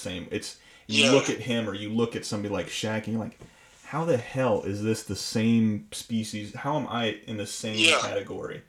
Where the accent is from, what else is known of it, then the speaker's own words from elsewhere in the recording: Florida, United States; I'm from Florida